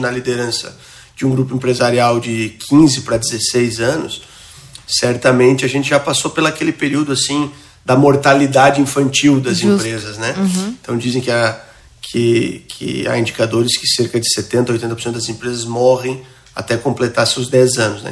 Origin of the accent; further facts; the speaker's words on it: interior of Santa Catarina state, Brazil; also born or lived in São Paulo; now in Florianópolis, Brazil; Eu sou um, nascido interior aqui do estado de Santa Catarina, vim ainda muito jovem para Florianópolis